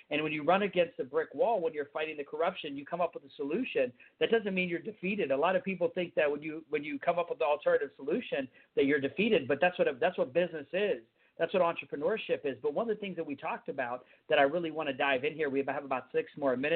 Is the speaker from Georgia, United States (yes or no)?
yes; Fort Benning, Georgia, United States; born there; I was born in Georgia. Immigrants. I was born